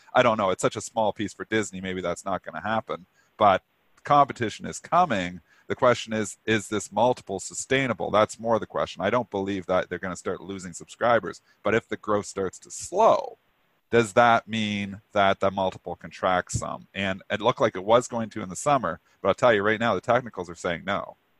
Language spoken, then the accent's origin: English; Canada; I'm Canadian